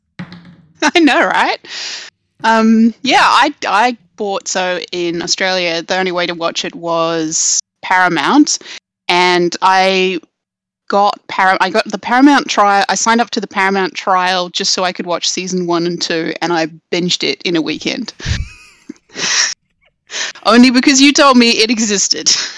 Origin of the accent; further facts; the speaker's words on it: South Africa; I grew up in South Africa, so there was, uh, on a farm in the middle of nowhere